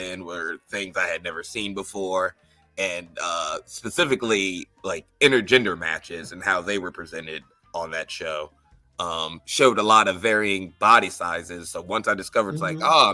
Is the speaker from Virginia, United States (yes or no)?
yes; Northern Virginia, United States; now in Madison, United States; I'm from Northern Virginia, the, like, D.C., Maryland, Virginia area